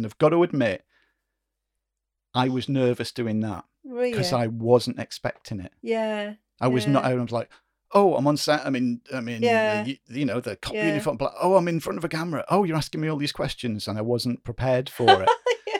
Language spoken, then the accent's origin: English; United Kingdom; because we're, you know, we're British, we don't have Thanksgiving Day over here.